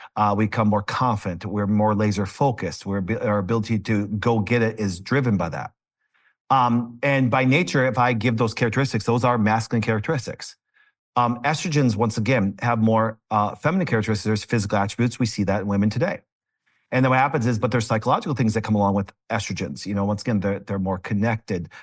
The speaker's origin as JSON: {"language": "English", "town": "Green Bay", "region": "Wisconsin", "country": "United States", "said": "I'm from Green Bay, Wisconsin"}